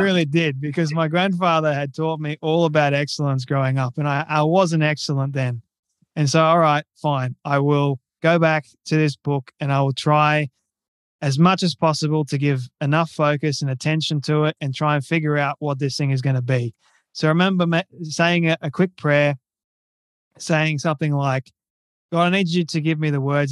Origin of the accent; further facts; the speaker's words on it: Australia; I'm Australian and I'm twenty-five years old at the moment.